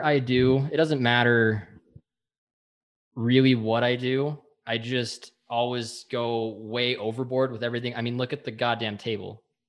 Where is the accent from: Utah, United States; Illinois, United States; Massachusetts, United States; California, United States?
Utah, United States; we're from Utah.